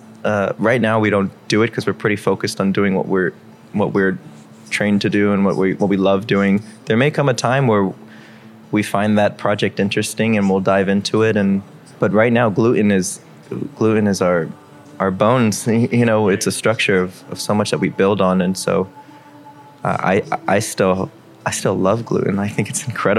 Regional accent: Miami, Florida, United States; I'm born and raised in Miami

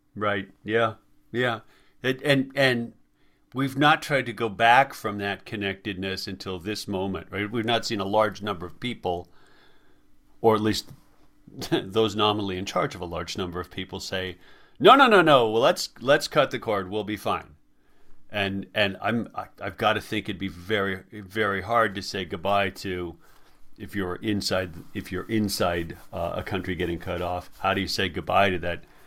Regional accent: Colorado, United States; now in Washington, United States; I'm I'm from Colorado originally.

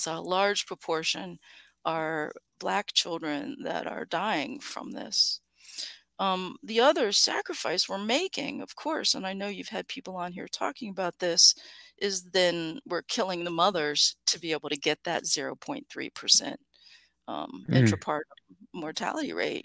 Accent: Appalachia, United States; I grew up in Appalachia

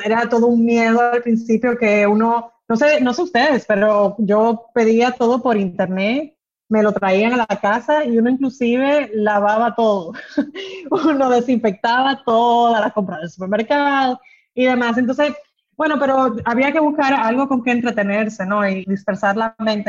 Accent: Dominican Republic; moved away as an adult; also born or lived in London; Yo soy dominicana, he vivido mi vida entera acá, pero he estudiado fuera

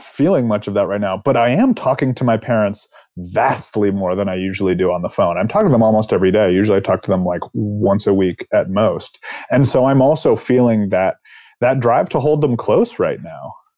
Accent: East Coast, United States; now in California, United States; I'm from the East Coast. I live in California.

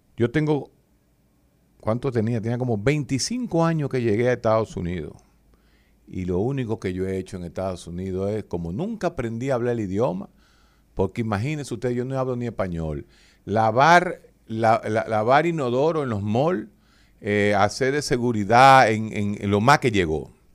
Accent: Dominican Republic; a mí como dominicano

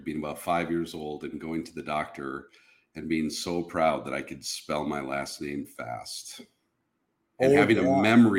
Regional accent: Minnesota, United States; In Minnesota. I was born kind of in the western, they're suburbs now, but it was pretty rural when I grew up there. But born in Minnesota back in the 70s.

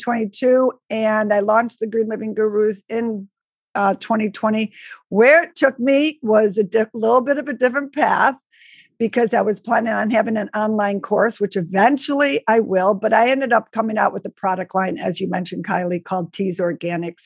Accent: Buffalo, New York, United States; I grew up in Buffalo, New York

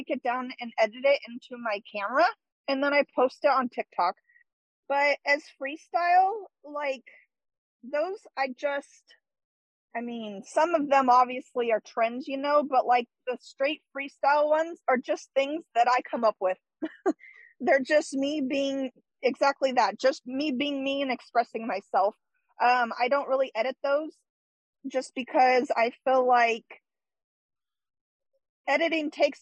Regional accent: California, United States; I'm from California, and I'm from a pretty small town

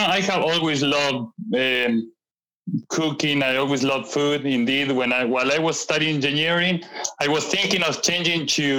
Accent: Mendoza, Argentina; English is a second language; moved away as an adult; now in Sacramento, United States; I am from Mendoza, Argentina, the land of the Malbec.

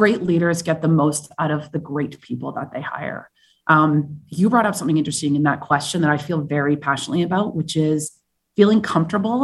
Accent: Vancouver, British Columbia, Canada; also born or lived in Madrid / South Africa / Colombia / California; now in New York, United States; I'm originally from Vancouver, Canada

